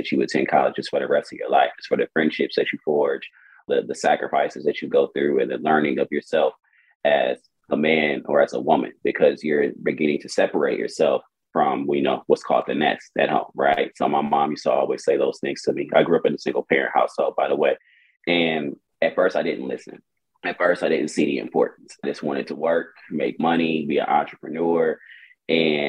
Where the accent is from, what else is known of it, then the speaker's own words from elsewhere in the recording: Milwaukee, Wisconsin, United States; moved away as an adult; now in Houston, United States; I'm born and raised in Milwaukee, Wisconsin, and I moved to Houston, Texas about 2014